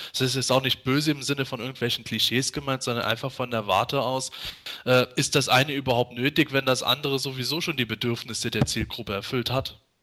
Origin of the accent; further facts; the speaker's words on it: Bitburg, Rhineland-Palatinate, Germany; bei uns in Bitburg